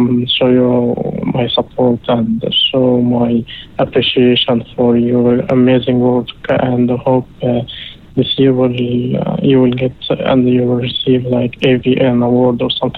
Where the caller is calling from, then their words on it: Dubai, United Arab Emirates; Yes. I'm good. … from Dubai.